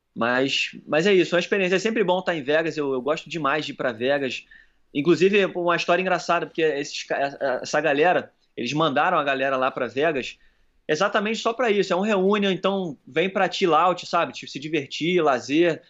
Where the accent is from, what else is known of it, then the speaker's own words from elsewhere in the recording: Brazil; eu sou do Brasil